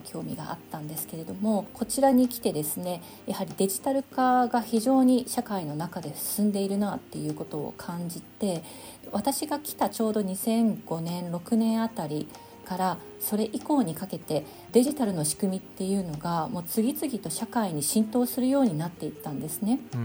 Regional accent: Tokyo, Japan; moved away as an adult; now in Denmark; 東京生まれ東京育ちなんですけれども2005年にですねデンマークの方にあの博士課程の途中で来まして

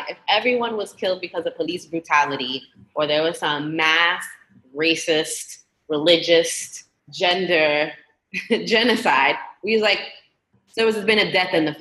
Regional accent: New York City, New York, United States; I'm a New Yorker from Brooklyn

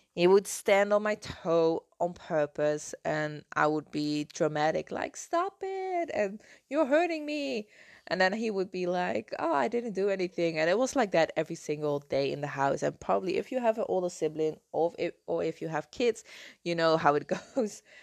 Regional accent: Netherlands; English is a second language; moved away as an adult; now in Canary Islands, Spain; I'm from the Netherlands, uh, I'm not living in the Netherlands at the moment, I moved to the Canary Islands five years ago.

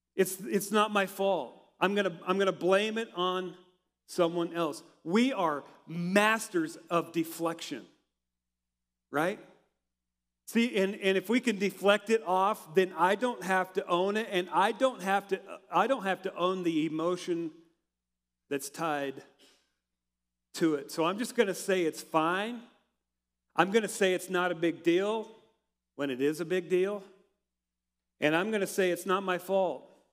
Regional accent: Hershey, Nebraska, United States; moved away as an adult; also born or lived in Denver, Colorado; growing up in Hershey, and uh, I went to Colorado Christian University in Denver

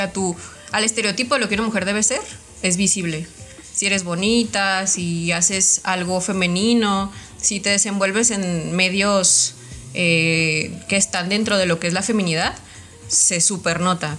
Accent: Mexico; idolatramos como mexicanos

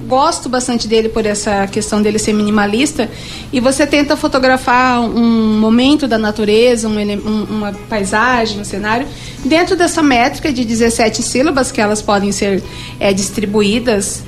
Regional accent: Bela Vista, Mato Grosso do Sul, Brazil; Eu fui criada em Bela Vista, a fogão de lenha, a chazinho, a remédio jujo, como a gente fala

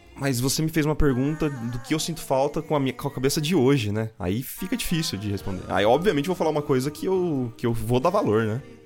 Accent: Bauru, São Paulo, Brazil; sou de Bauru

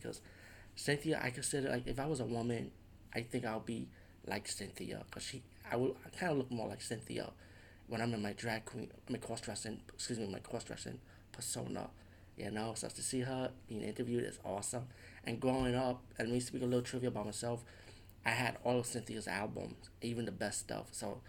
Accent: New York City, New York, United States; growing up in the Bronx, I always grew up listening to Latin freestyle.

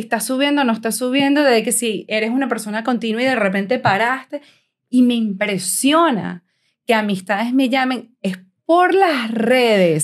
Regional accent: Venezuela; moved away; como venezolanos, porque soy venezolana también, y que hemos inmigrado

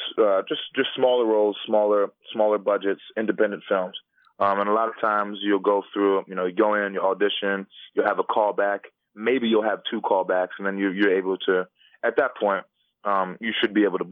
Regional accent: Philadelphia, Pennsylvania, United States; I grew up in Philly

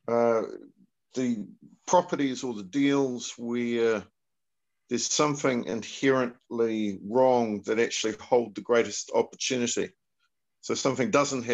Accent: New Zealand; a New Zealander, a Kiwi, like myself

